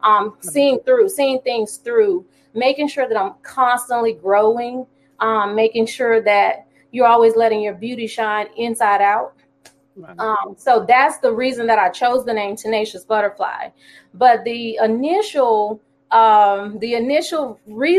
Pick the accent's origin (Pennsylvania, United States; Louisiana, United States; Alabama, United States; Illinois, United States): Alabama, United States; moved away as an adult; now in Jacksonville, United States; I'm from Alabama, here in Jacksonville, due to the Navy